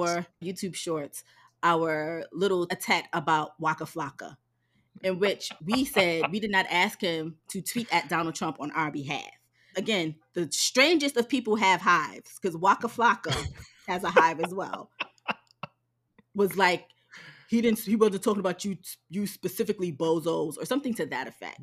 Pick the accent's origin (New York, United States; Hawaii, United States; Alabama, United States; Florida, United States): New York, United States; New York City; accent: New York; moved away; I'm from Harlem